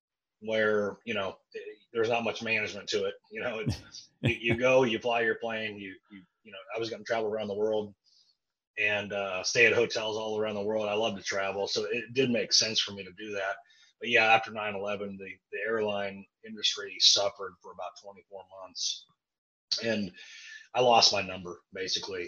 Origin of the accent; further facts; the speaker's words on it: Kansas City, United States; I grew up in Kansas City